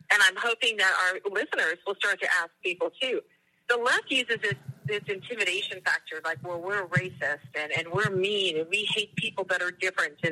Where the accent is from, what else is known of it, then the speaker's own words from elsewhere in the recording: United States; I don't care. I'm, a, I'm an American.